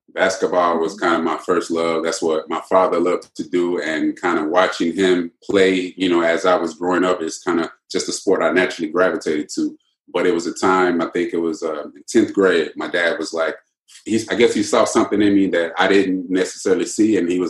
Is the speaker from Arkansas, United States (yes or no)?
yes; Diaz, Arkansas, United States; moved away as an adult; also born or lived in Newport, Arkansas; now in Miami, United States; I went to school in Newport, but I live in Diaz, Arkansas, which is just 2 minutes across the tracks.